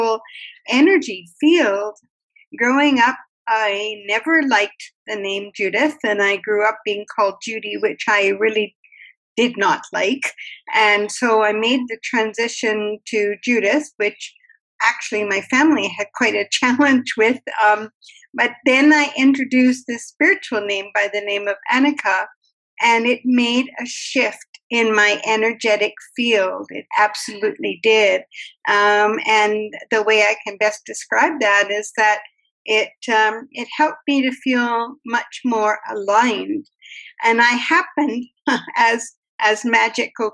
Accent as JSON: {"language": "English", "country": "Canada", "said": "as a Canadian, I'm such a mixture of everything"}